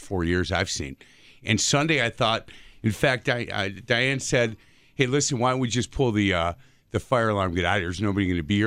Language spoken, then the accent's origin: English; Bartlett Avenue, Wisconsin, United States; we grew up on Bartlett Avenue